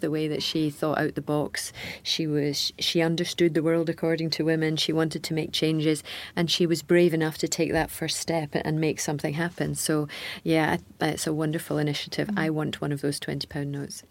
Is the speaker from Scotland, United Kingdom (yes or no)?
yes; Scotland, United Kingdom; a Scottish tennis person all my life